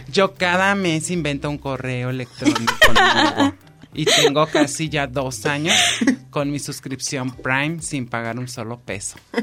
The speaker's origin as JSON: {"language": "Spanish", "country": "Mexico"}